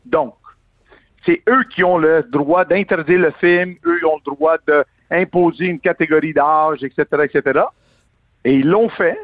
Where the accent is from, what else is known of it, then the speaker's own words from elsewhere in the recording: Quebec, Canada; en tant que Québécois